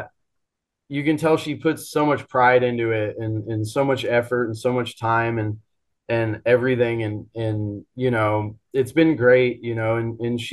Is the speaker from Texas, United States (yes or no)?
no; Phoenix, Arizona, United States; It was in Phoenix, in my hometown